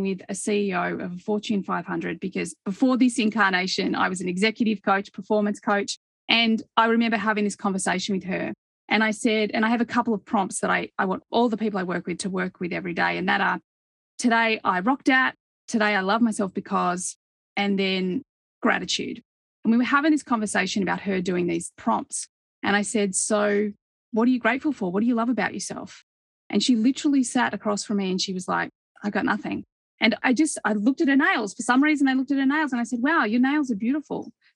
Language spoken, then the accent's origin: English; Australia; when I grew up in Australia